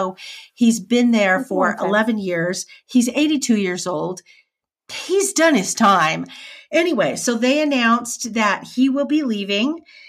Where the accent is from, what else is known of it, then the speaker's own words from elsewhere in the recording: Nampa, Idaho, United States; in the town that I grew up in Nampa, we had a steak center there that was probably built in the 40s.